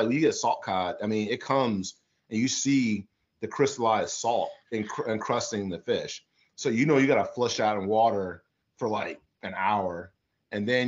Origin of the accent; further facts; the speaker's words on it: Midwest, United States; moved away; also born or lived in the South; growing up in the South, but growing up in the Midwest, but understanding it and cooking in the South for a long time